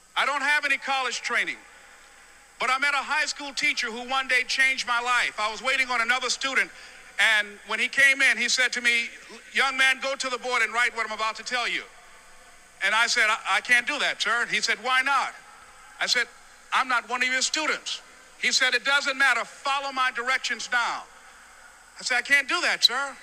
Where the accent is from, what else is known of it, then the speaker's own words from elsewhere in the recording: Miami, Florida, United States; I was born in Miami, Florida, in an area called Liberty City in an abandoned building on a hard linoleum floor with my twin brother